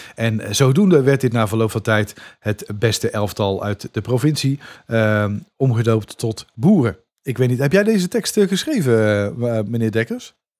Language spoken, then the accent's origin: Dutch; Dongen, North Brabant, Netherlands; moved away; het dorp Dongen waar ik vandaan kom